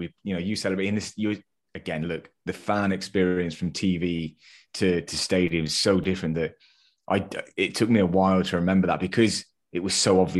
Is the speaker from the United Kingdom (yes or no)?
yes; United Kingdom; our British sarcasm comes flowing out at its finest.